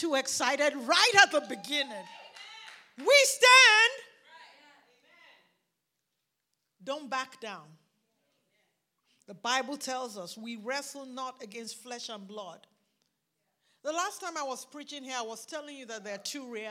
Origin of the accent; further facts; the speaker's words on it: Nigeria; accent: Nigerian; now in United States; I grew up in Nigeria where there was a lot of talk about things that are not seen